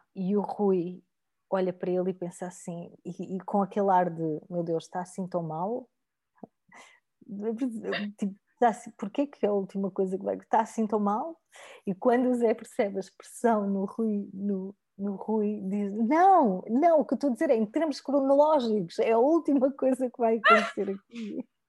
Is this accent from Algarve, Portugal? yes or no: yes; Algarve, Portugal; eu venho do Algarve, de famílias humildes